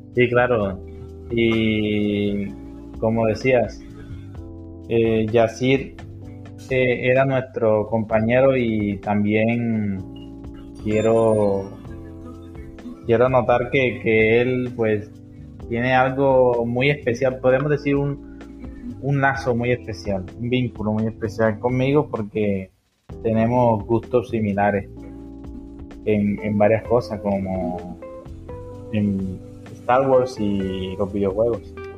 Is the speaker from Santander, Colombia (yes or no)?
no; Sahagún, Córdoba, Colombia; moved away as an adult; now in Sincelejo, Colombia; yo también soy cordobés, nací en, nací en Salgún, Córdoba